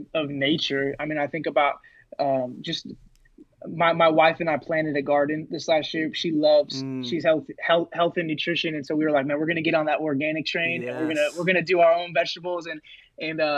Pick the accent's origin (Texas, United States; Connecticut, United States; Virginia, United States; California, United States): California, United States; Rocklin; moved away as an adult; also born or lived in Modesto, California; now in Olympia, United States; I grew up in the Rockland area of California, which is right outside of Sacramento